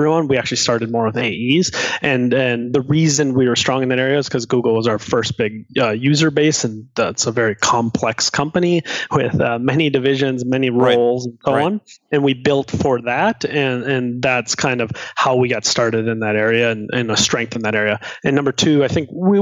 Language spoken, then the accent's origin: English; Minnesota, United States; I grew up in Minnesota